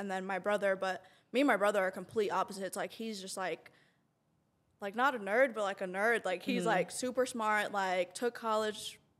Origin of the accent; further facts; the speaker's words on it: Miami, Florida, United States; also born or lived in Brooklyn, New York / Vero Beach, Florida / Puerto Rico (ancestry); Okay, so I'm Puerto Rican. 100%. And I'm originally from Brooklyn, New York, and grew up in Miami, Florida, and then went to high school in Vero Beach, Florida, and then went to FAU for 2 years.